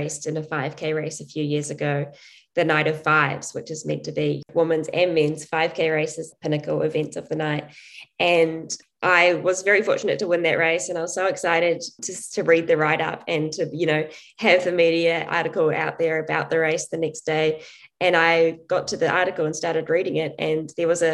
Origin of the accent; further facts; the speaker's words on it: New Zealand; growing up in New Zealand as a female athlete in a sport like athletics, which has very little support